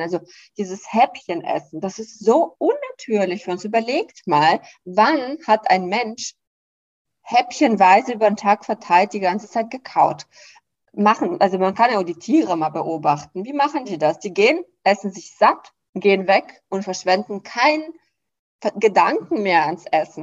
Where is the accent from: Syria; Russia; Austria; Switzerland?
Russia; now in Germany; ich komme ja aus dem Land, äh, Russland